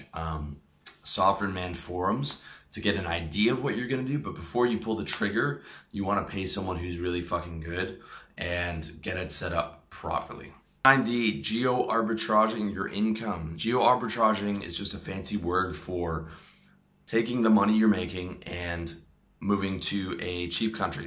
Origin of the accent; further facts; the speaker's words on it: Toronto, Ontario, Canada; moved away as an adult; also born or lived in Philippines; now in Thailand; my hometown of Toronto